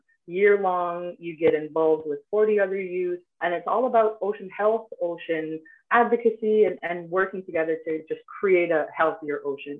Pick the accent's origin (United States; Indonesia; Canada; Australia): Canada; Cambridge Bay, Nunavut; I was born and raised here in Cambridge Bay, Nunavut. I am 25 years old.